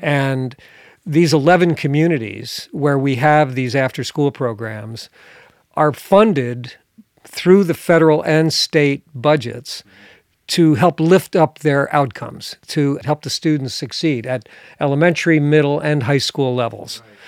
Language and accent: English; New Jersey, United States; now in northern Michigan, United States; I grew up in New Jersey